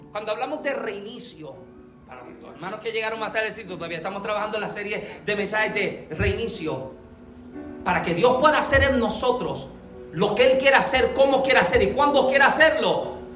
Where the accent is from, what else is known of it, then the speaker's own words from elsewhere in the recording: Puerto Rico; moved away as an adult; yo soy boricua